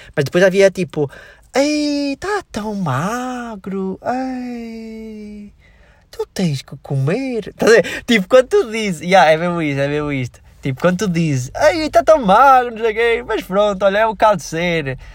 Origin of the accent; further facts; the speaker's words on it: Switzerland; now in Portugal; eu nasci na Suíça